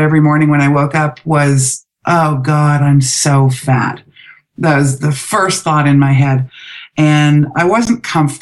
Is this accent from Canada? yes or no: yes; Vancouver, British Columbia, Canada; moved away as an adult; also born or lived in Calgary; when I moved away from home from Vancouver to Calgary